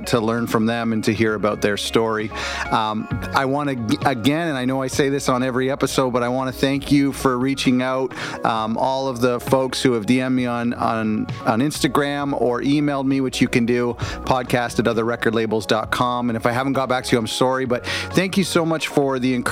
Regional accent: Canada; I'm Canadian

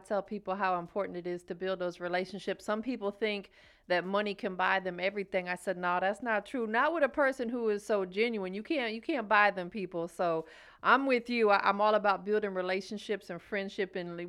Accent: Tampa, Florida, United States; moved away as an adult; now in Atlanta, United States; I'm from Tampa, but I moved out here about maybe close to 9 years ago.

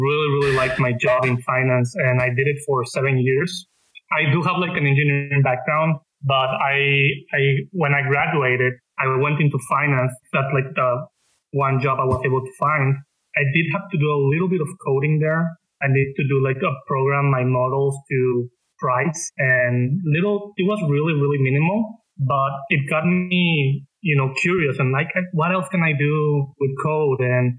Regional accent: Monterrey, Nuevo León, Mexico; moved away as an adult; also born or lived in Mexico City; now in Dallas, United States; So I'm from Mexico City, but I lived in the north of Mexico most of my life, in Monterrey. And I'm a software engineer. I currently live in Dallas.

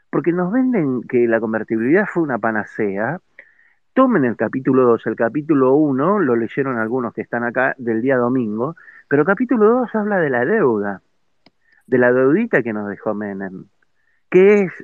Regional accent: Argentina; es lamentable que como ciudadanos argentinos, como sociedad toda, tengamos este tipo y este grado de irresponsabilidad como argentinos

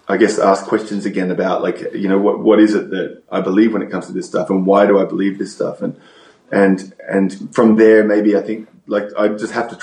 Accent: Australia; now in United States

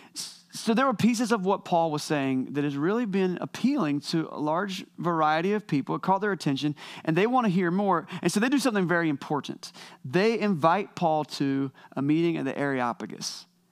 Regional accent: Wilson, North Carolina, United States; I left my hometown of Wilson, North Carolina

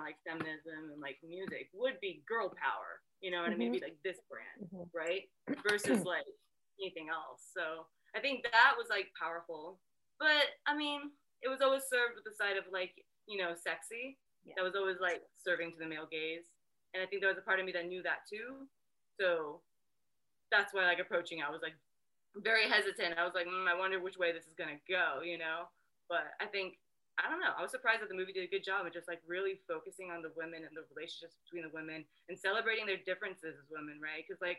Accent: Japan; moved away as an adult; well, I grew up in Japan, right? So I lived in Japan until I was 18, and Riot Girl never made it to Japan.

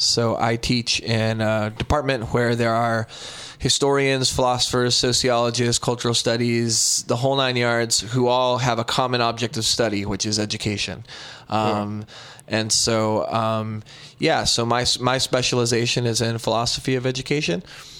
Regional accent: Brownsville, Texas, United States; now in Vancouver, Canada; I was born in Brownsville, Texas.

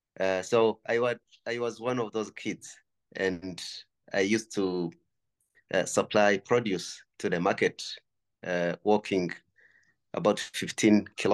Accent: Kinigi, Northern Province, Rwanda; Well, I was born and raised near Volcanoes National Park, that is in the northern part of Rwanda. That's where I grew up, basically in a village called the Chinigi.

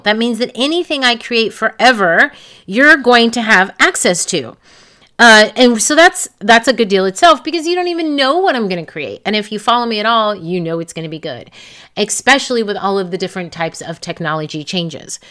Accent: New York, United States; now in California, United States; Born and raised in New York, I live in California

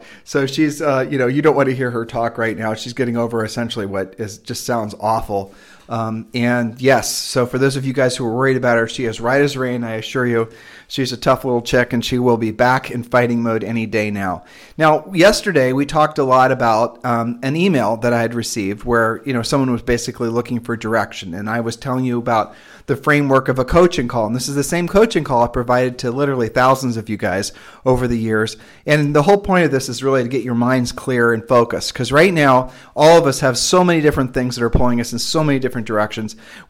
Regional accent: Ohio, United States; also born or lived in Nevada / Texas; And we're originally from Ohio, and she had allergies there.

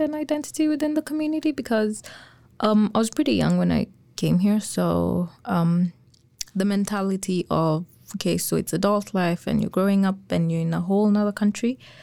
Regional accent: Kenya; moved away as an adult; now in Lethbridge, Canada; I'm an international student as well from Kenya.

